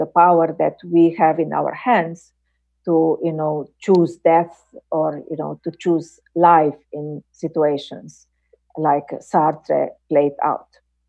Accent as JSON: {"language": "English", "country": "Slovenia", "second_language": "English", "said": "In my home country, Slovenia, we have had, you know, debates"}